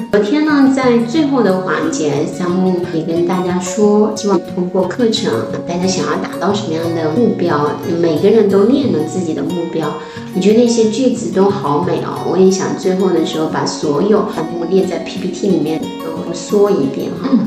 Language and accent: Chinese; China; 我们中国人